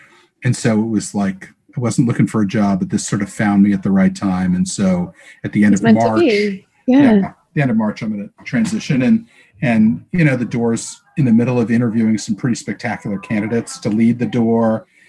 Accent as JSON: {"language": "English", "country": "United States", "tie": "born or raised there", "also_born_or_lived": "Baltimore, Maryland / Washington, District of Columbia, United States", "moved": "as an adult", "lives_now": "New York, United States", "said": "I grew up in Baltimore and DC. So my first love is the Baltimore Orioles, which is how I cut my teeth. But I moved to New York when I got out of college and never left."}